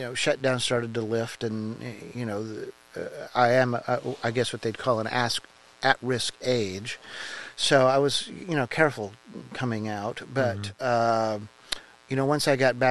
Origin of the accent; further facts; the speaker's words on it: Indianapolis, Indiana, United States; I grew up in Indianapolis, down around Brookside Park